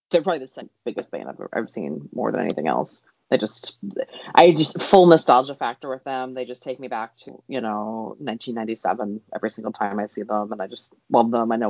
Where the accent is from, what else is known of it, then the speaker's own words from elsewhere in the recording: East Coast, United States; growing up on the East Coast